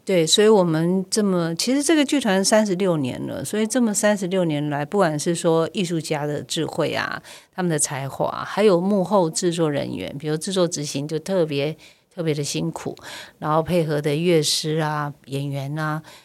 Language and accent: Chinese; Keelung, Taiwan; 因为我是基隆的女儿